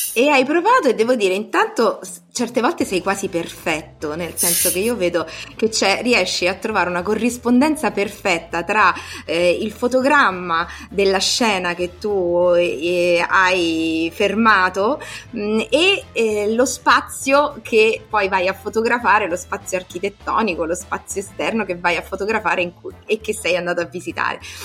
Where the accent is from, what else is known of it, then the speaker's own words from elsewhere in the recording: Rome, Lazio, Italy; per noi, soprattutto romani